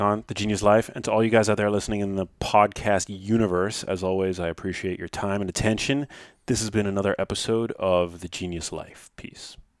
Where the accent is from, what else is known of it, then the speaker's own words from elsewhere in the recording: New York City, New York, United States; I grew up in New York City